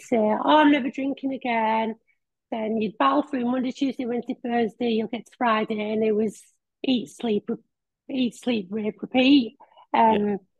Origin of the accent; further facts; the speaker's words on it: Billingham, North East England, United Kingdom; Billingham, which is my hometown.